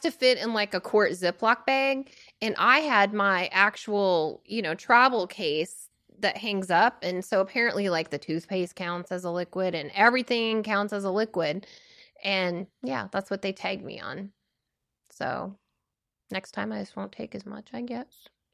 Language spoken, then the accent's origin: English; Washington, United States; now in Oregon, United States; born and raised Washingtonian, then to Oregon